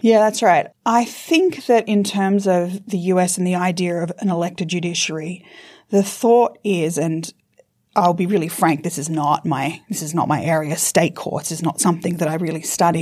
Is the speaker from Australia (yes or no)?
yes; Australia; moved away as an adult; also born or lived in United States; I'm despite my accent, also a U S citizen, so I'm a dual citizen. So I've lived in the U S for about fifteen years, and I've only recently back to Australia.